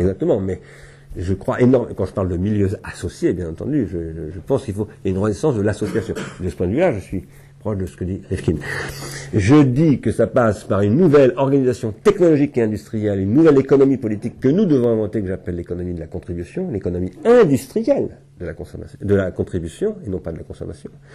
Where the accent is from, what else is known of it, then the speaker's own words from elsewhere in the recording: Sarcelles, Île-de-France, France; quand j'étais petit, moi, j'habitais à Sarcelles